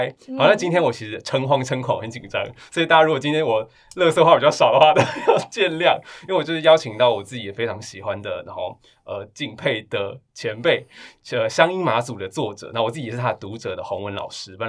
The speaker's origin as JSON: {"language": "Chinese", "region": "Taoyuan", "country": "Taiwan", "tie": "born or raised there", "also_born_or_lived": "Zhongli / Taipei", "said": "像我，比比如说我的身世是出生在中立，但是前青春期在桃园就过了几年，然后那是我最快乐的时光。那后青春期我其实花了十几年在台北，然后台北也很重要"}